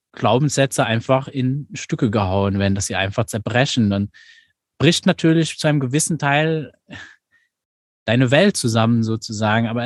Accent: Luxembourg; Ich meine, ich komme jetzt aus Luxemburg. Meine Realität, in der ich hier aufgewachsen bin, ist schon eine ganz andere wie, wie deine in Deutschland.

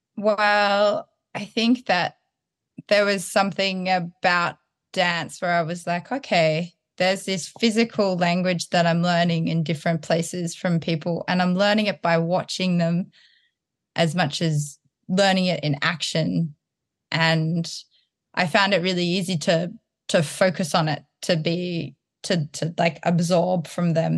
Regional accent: Townsville, Queensland, Australia; moved away; also born or lived in Sydney, Australia; I was born in Townsville and then I was going to school in Sydney and I noticed that my accent would change when I was up in Townsville.

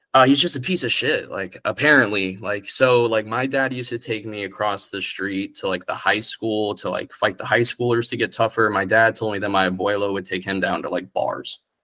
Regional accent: Orlando, Florida, United States; also born or lived in Kissimmee, Florida / Poinciana, Florida / St. Cloud, Florida; I moved to St. Cloud and I'm then Orlando

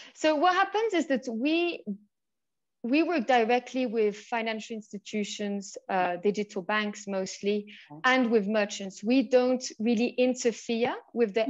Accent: Switzerland; moved away as an adult; also born or lived in United Kingdom / France; now in Mexico; I'm originally from the UK, but I was born and raised in Switzerland.

